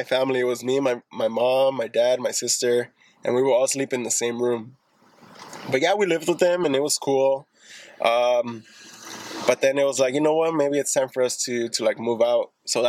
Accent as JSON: {"language": "English", "town": "Lynwood", "region": "California", "country": "United States", "tie": "born or raised there", "also_born_or_lived": "East Los Angeles, California / Norwalk, California", "said": "Fifth grade, I moved to Lingwood."}